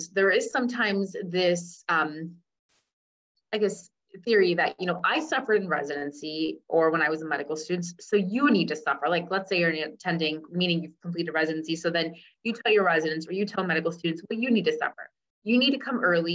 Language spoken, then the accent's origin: English; Cincinnati, Ohio, United States; first language English; I'm like, Ohio. And I go, it's a city, Cincinnati.